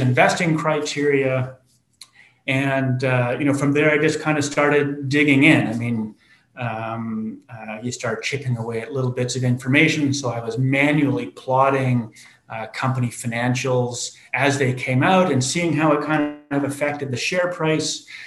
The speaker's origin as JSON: {"language": "English", "country": "Canada", "said": "being Canadian"}